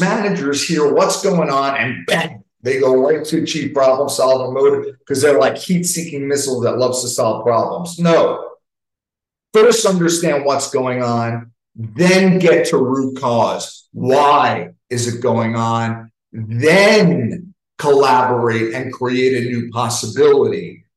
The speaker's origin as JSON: {"language": "English", "region": "New York", "country": "United States", "said": "I'm from New York. I talk fast"}